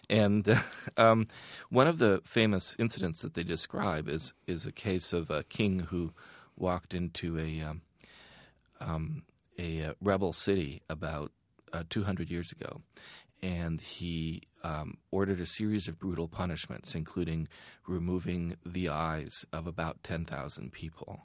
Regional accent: Iran; now in United States; growing up in Iran at that time

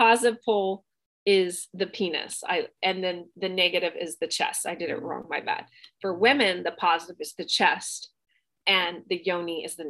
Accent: Bangkok, Thailand; I grew up in Southeast Asia. I grew up in Bangkok in Thailand and I did my training there

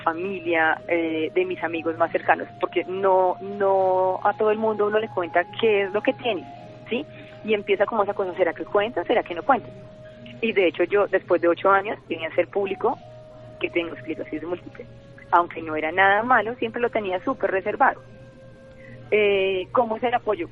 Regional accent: Medellín, Antioquia, Colombia; moved away as an adult; now in Bogotá, Colombia; yo soy de Medellín

